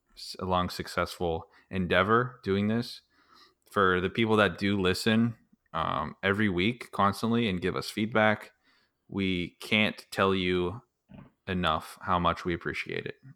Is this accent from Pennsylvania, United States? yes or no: yes; Pittsburgh, Pennsylvania, United States; moved away; I was actually born and raised in Pittsburgh